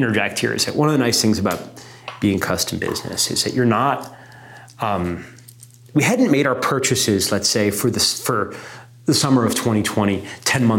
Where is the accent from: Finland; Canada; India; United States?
United States; New York; being like, you know, an American and being particularly a New Yorker